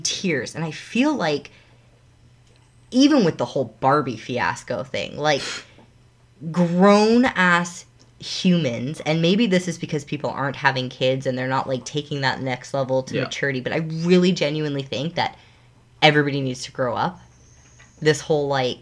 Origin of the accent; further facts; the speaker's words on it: Canada; what I grew up with in Canada.